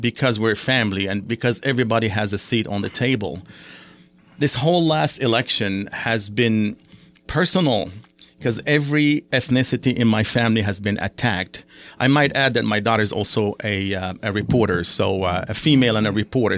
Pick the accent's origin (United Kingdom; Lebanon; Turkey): Lebanon; now in United States; my father is, uh, Palestinian, my mother is Syrian, I was born in Lebanon.